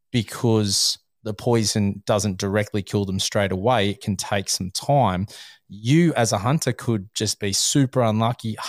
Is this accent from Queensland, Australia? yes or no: no; New South Wales, Australia; I'm from New South Wales.